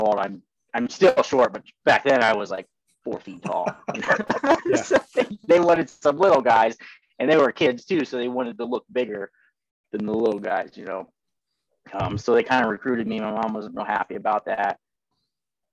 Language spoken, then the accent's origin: English; Ohio, United States; also born or lived in Columbus, Ohio / Bowling Green, Ohio; I'm an Ohio boy, born and raised in Ohio.